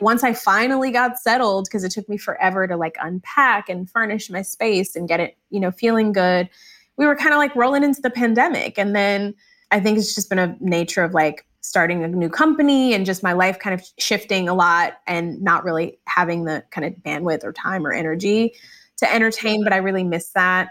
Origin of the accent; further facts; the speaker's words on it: Michigan, United States; I grew up in Michigan